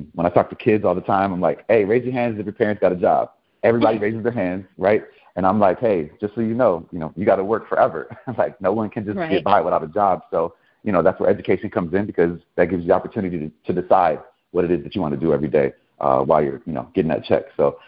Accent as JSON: {"language": "English", "town": "Chicago", "region": "Illinois", "country": "United States", "tie": "born or raised there", "said": "I'm a city guy through and through, born and raised in Chicago. Humble Park, Logan Square area, went to Lane Tech, UIC."}